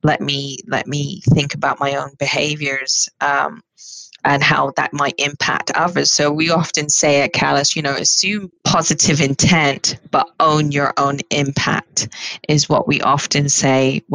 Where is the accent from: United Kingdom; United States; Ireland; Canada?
United Kingdom; I'm Black British